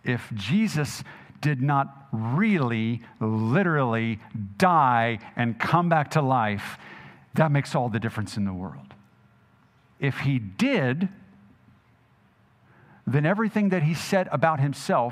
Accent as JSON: {"language": "English", "town": "Jackson", "region": "Mississippi", "country": "United States", "tie": "born or raised there", "said": "I grew up in Jackson, Mississippi for much of my adult life."}